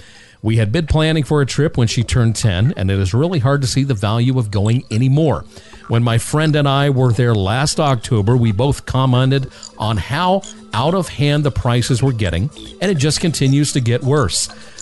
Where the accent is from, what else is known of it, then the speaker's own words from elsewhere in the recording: West Virginia, United States; I grew up in West Virginia, where being wealthy meant being able to go to the Barnum and Bailey Circus when it was in town.